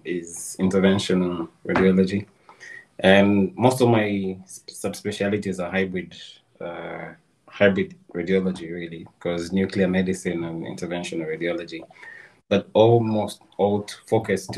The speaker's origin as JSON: {"language": "English", "town": "Kampala", "region": "Central Region", "country": "Uganda", "tie": "born or raised there", "said": "I was born in Kampala. I was born in Mengo Hospital."}